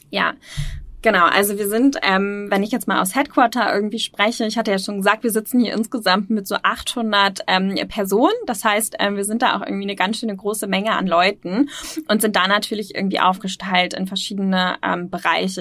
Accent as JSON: {"language": "German", "town": "Osnabrück", "region": "Lower Saxony", "country": "Germany", "moved": "as an adult", "lives_now": "Hamburg, Germany", "said": "ich komme ursprünglich nicht aus Hamburg, ähm, sondern, ähm, ja, ähm, ähm, südlich Niedersachsen, ähm, Osnabrück"}